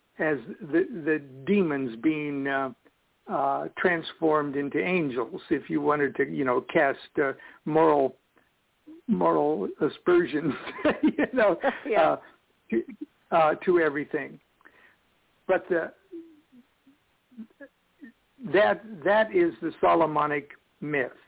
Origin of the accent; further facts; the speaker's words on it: Nebraska, United States; moved away; when I was a kid, I was raised in Nebraska